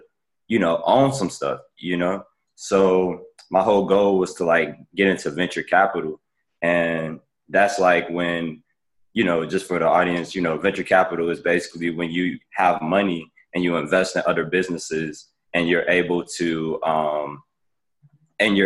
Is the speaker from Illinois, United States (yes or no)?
yes; Chicago, Illinois, United States; moved away as an adult; now in Washington, D.C., United States; I'm from, like Brett said, I'm from Chicago